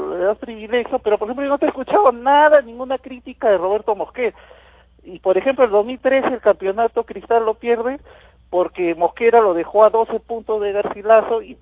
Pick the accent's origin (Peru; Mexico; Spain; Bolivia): Peru; Arequipa; Yo como buen arequipeño, señor